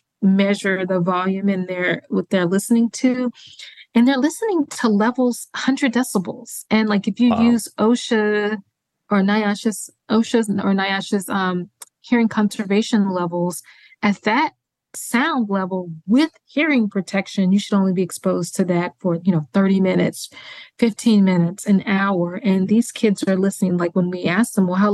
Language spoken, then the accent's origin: English; Mississippi, United States; moved away; my home state of Mississippi